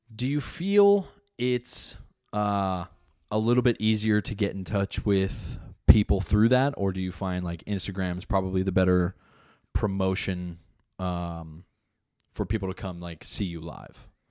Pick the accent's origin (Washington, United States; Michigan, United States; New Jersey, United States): New Jersey, United States; I'm an Italian from Jersey